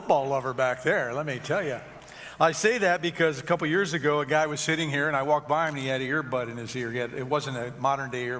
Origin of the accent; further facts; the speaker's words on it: Detroit, Michigan, United States; I grew up in Detroit